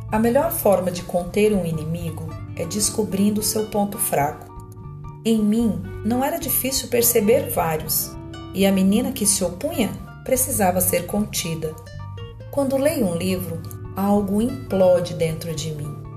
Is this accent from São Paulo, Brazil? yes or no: yes; São Paulo, Brazil; tenho 49 anos, sou de São Paulo, mas atualmente moro no interior.